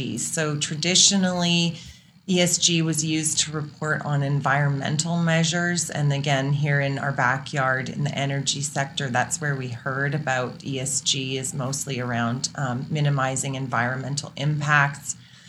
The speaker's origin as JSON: {"language": "English", "town": "Sydney", "region": "New South Wales", "country": "Australia", "tie": "born or raised there", "also_born_or_lived": "Calgary / Netherlands", "lives_now": "Canada", "said": "Well, I was born in Calgary, and I always say, like, I left a number of times and then have come back again. So nice. I grew up as a kid in Sydney, Australia. As an oil and gas brat."}